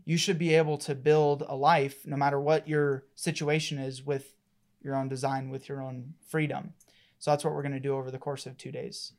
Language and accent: English; Colorado, United States; I was born and raised here in Colorado